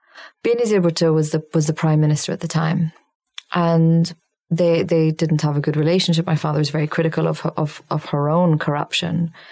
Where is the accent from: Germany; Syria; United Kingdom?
Syria; when I was a child growing up in Syria, in the first grade, we started language lessons